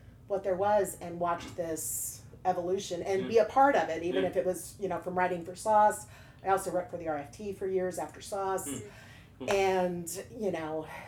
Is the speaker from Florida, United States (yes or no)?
no; Western Missouri, United States; also born or lived in Columbia, Missouri; now in St. Louis, United States; I grew up in Western Missouri.